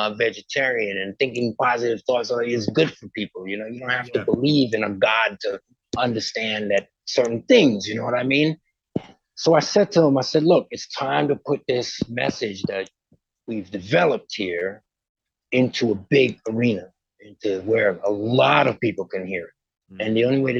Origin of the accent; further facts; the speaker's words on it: Westbury, New York, United States; also born or lived in Port of Spain, Trinidad and Tobago; I'm from Westbury.